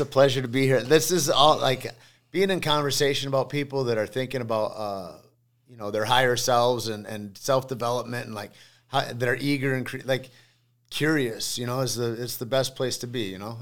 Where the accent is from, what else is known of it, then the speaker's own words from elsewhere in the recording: Alpena, Michigan, United States; I grew up in Alpena, Michigan.